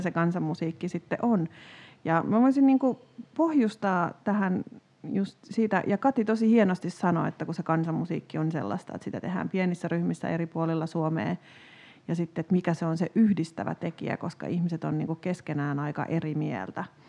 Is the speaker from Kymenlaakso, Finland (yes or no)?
no; Tampere, Pirkanmaa, Finland; itse kun on kasvanut lapsena Tampereella